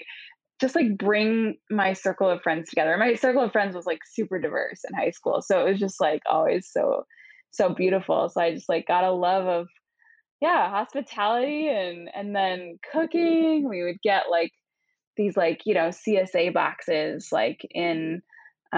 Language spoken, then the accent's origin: English; Seattle, Washington, United States; moved away as an adult; now in New York, United States; I am from Seattle originally